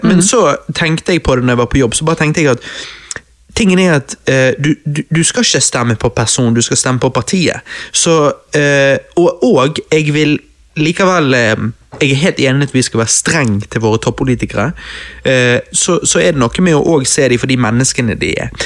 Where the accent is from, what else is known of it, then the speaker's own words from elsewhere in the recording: Bergen, Vestland, Norway; Vi er jo bergensere!